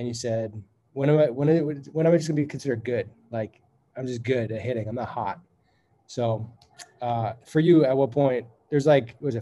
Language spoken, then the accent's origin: English; Northeast, United States; growing up in the Northeast